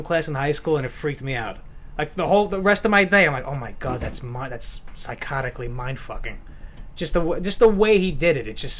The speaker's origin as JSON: {"language": "English", "area": "Long Island", "region": "New York", "country": "United States", "said": "I'm happy I'm from Long Island, but I don't parade it around."}